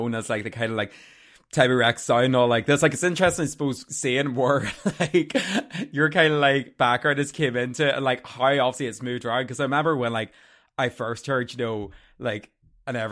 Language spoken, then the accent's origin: English; Armagh, Northern Ireland, United Kingdom; I'm from Armagh. Like, I mean, so very small town